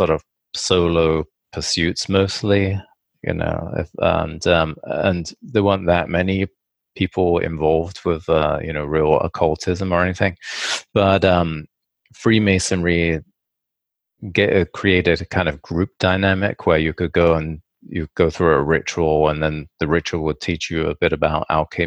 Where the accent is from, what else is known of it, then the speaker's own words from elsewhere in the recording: England, United Kingdom; when I was a child, I grew up in England